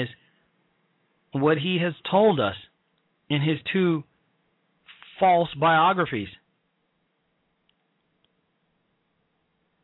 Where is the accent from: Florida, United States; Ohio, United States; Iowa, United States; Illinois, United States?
Illinois, United States; Chicago; moved away; I'm from Chicago. I'm from the south side of Chicago.